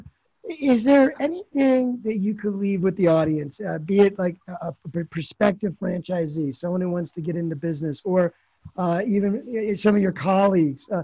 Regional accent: Philadelphia, Pennsylvania, United States; also born or lived in Marlton, New Jersey; I'm from Philadelphia

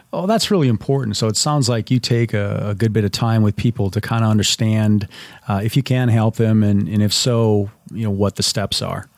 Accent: Minnesota, United States; I grew up in Minnesota

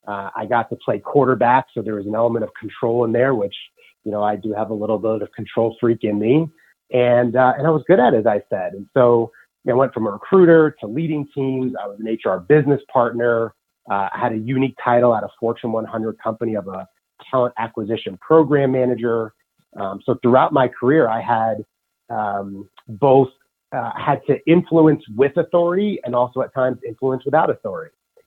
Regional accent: New York City, New York, United States; First is I'm a New Yorker and I resonate with being a New Yorker, meaning I'm direct.

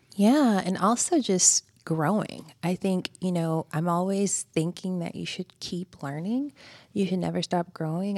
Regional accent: Greensboro, Georgia, United States; moved away as an adult; also born or lived in Houston, Texas; Greensboro, Georgia.

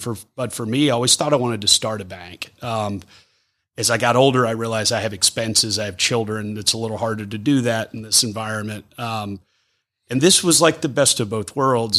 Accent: Forsyth County, Georgia, United States; I grew up in Forsyth. It's my hometown.

